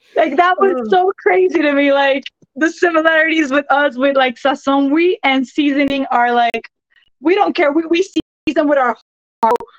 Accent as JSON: {"language": "English", "town": "San Juan", "country": "Puerto Rico", "said": "I'm from Santurce."}